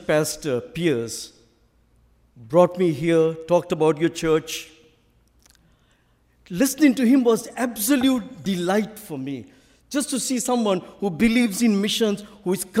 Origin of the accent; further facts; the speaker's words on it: Sri Lanka; accent: Sri Lankan; I will keep to my own original Sri Lankan accent